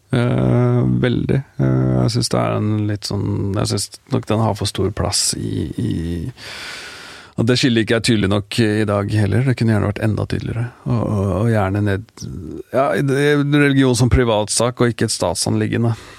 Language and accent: Norwegian; Norway; Da jeg vokste opp, hvert fall, så var det en veldig sånn vi var en veldig sånn blanda gjeng eh, av folk fra, ja, fra, fra både Norge og, foreldre fra andre land